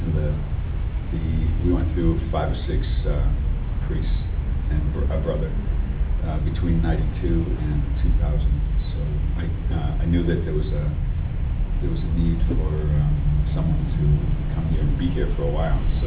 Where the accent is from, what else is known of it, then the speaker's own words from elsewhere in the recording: Maine, United States; moved away as an adult; also born or lived in Massachusetts; I'm from Maine originally, and from a family of 12